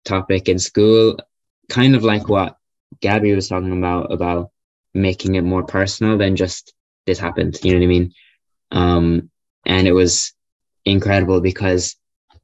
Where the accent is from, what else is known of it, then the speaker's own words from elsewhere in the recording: Ireland; I'm Irish, lived in Ireland my whole life